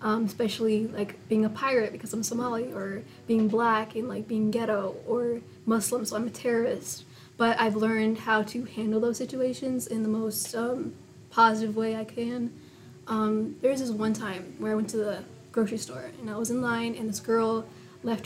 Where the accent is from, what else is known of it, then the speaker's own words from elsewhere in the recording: United States; being born here in America